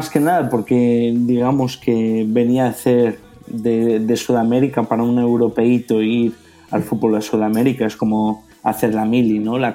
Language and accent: Spanish; Rosario, Santa Fe, Argentina; Y dije, eh, vengo de Rosario.